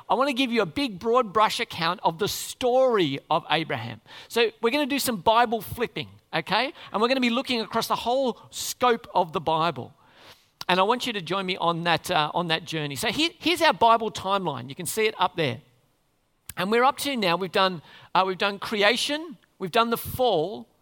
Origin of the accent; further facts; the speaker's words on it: Australia; We'd say we're Australians